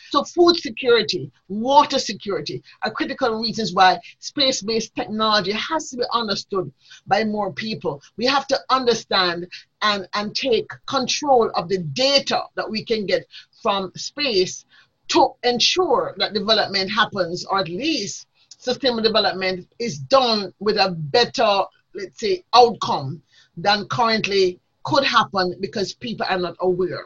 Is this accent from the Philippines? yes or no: no; Jamaica; I grew up in a time in Jamaica when there was a lot of social change.